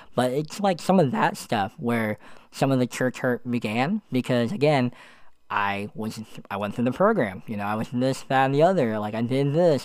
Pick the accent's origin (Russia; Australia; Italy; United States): United States; Allentown, Pennsylvania; moved away as an adult; also born or lived in Florida; My hometown is Allentown, Pennsylvania